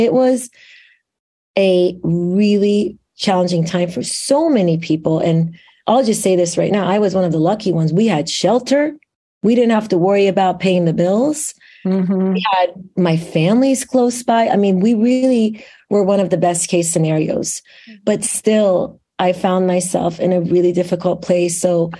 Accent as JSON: {"language": "English", "country": "Iran", "moved": "yes", "lives_now": "Lake Oswego, United States", "said": "I came here as an immigrant in the late 1980s. So I came straight from Iran to Lake Oswego, Oregon. So that's the beginning of my story, which there's a reason, of course, I'm sharing that. So my Iranian heritage is such a big part of who I am."}